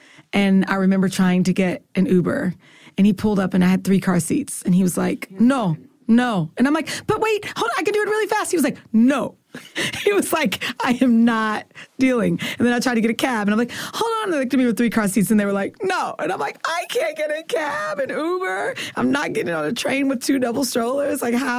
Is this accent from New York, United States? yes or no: no; Kansas, United States; moved away; also born or lived in Philadelphia, Pennsylvania; I was in Philly for 10 years, so they brought me cheesesteaks. And then I'm from Kansas